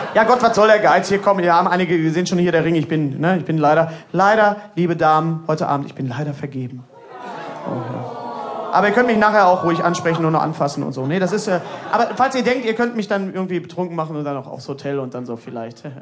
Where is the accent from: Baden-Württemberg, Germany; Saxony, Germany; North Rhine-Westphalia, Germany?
North Rhine-Westphalia, Germany; Bochum; Ja, ich komme aus, aus äh, Bochum